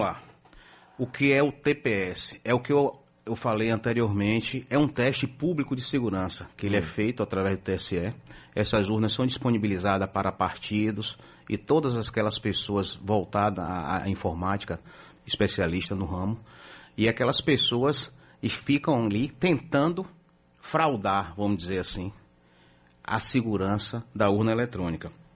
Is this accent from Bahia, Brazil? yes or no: yes; Bahia, Brazil; nós que somos baianos